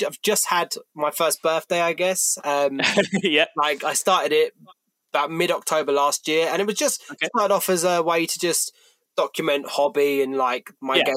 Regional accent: Kent, South East England, United Kingdom; I'm from Kent

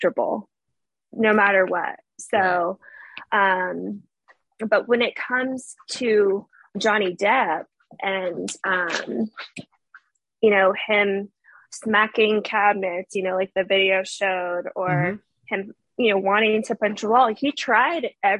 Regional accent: Fairfax, Virginia, United States; moved away as an adult; now in Florida, United States; I am ironically from Fairfax, Virginia

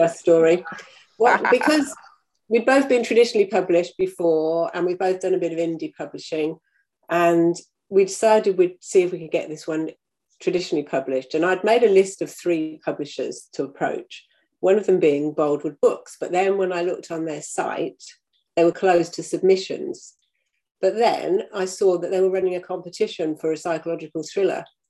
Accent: United Kingdom; now in New Zealand; I live in New Zealand and I come from the UK

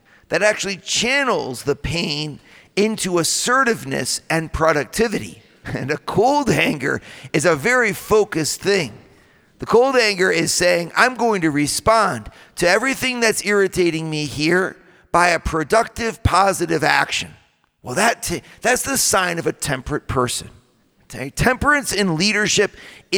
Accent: Midwest, United States; I come from the Midwest, right? I come from the land of the donut

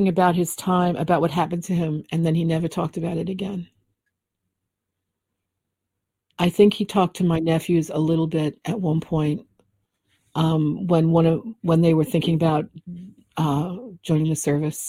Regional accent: New York City, New York, United States; I grew up in the Bronx

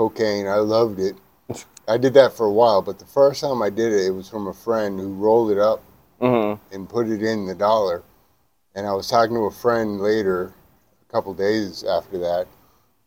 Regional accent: Richardson, Texas, United States; born or raised there; also born or lived in Plano, Texas

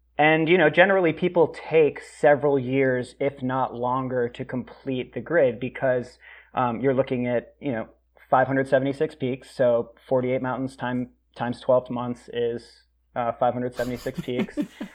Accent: Worcester, Massachusetts, United States; I grew up in Worcester, Massachusetts

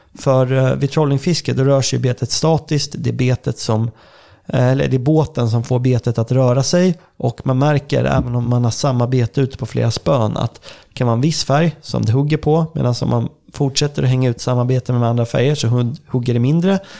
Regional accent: Södermanland, Sweden; jag kommer ju från eh, Sörmland då, och här är väldigt många sjöar

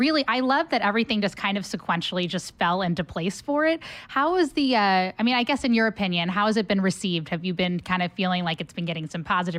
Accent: Cincinnati, Ohio, United States; moved away; my hometown, as many people know, is Cincinnati, Ohio.

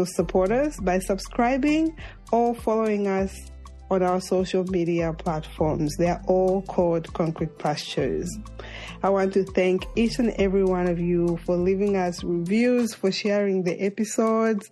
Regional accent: Zambia; moved away; I'm from Zambia

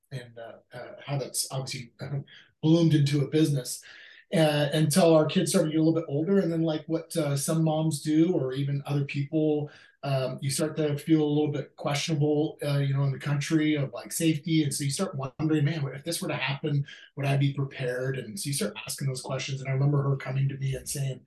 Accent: Alaska, United States; now in Williamsburg, Virginia, United States; Me and her were born and raised in Alaska, fell in love there, got married when we were 18

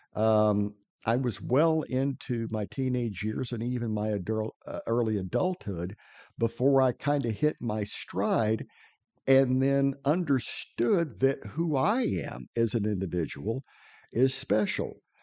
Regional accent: Midwest, United States; moved away; I'm originally from the Midwest

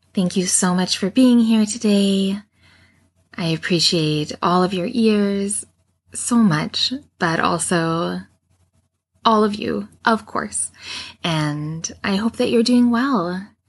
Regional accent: Canada; accent: Canadian; how Canadian my about is

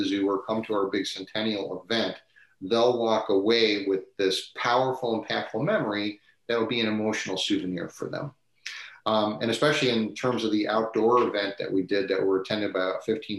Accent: Midwest, United States; like all of us growing up in the Midwest, we had Cedar Point and Kings Island and the SeaWorld Park

